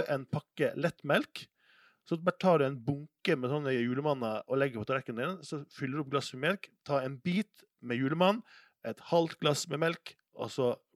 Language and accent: Norwegian; Sunnmøre, Møre og Romsdal, Norway; jeg er oppvokst på Sunnmøre